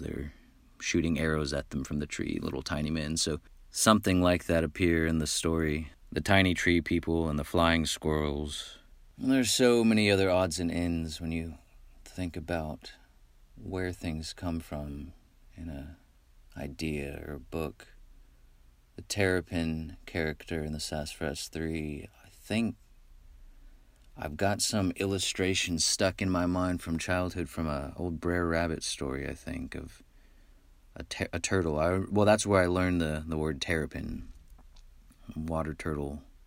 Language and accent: English; Midland, Texas, United States; I grew up in Midland, Texas, which is out west